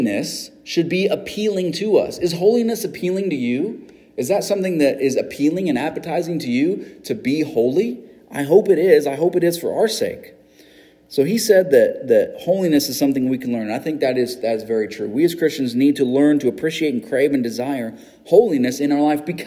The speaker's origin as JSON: {"language": "English", "country": "United States", "said": "as an American"}